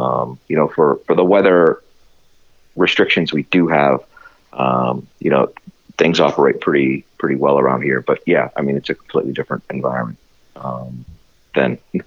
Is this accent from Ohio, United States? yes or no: yes; Youngstown, Ohio, United States; moved away as an adult; also born or lived in Fort Wayne, Indiana; now in Minneapolis, United States; I spent 31 years in my hometown of Youngstown, Ohio